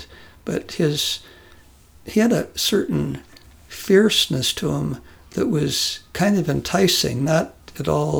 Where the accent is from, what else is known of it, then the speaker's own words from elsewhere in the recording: United States; moved away as an adult; also born or lived in Korea; being an American